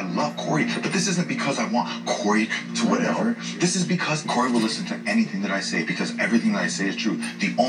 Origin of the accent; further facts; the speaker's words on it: Toronto, Ontario, Canada; I'm from Toronto.